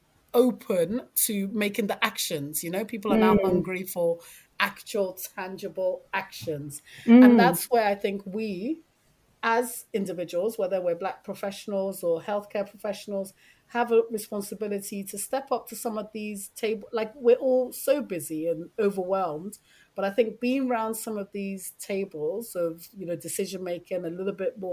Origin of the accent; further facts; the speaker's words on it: London, United Kingdom; I'm a Londoner, so I know London